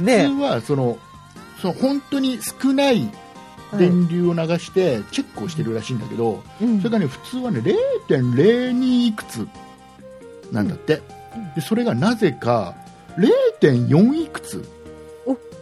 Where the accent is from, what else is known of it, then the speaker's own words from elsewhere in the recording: Nagoya, Aichi, Japan; 名古屋出身だから